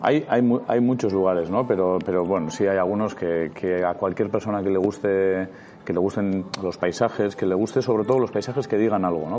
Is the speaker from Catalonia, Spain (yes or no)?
no; Basque Country, Spain